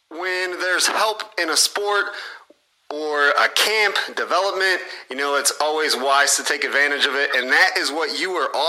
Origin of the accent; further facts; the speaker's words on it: Mendota, United States; I moved here at a young enough age, and now that I'm old, yeah, I've been here most of my life, so we'll say I'm from Mendota.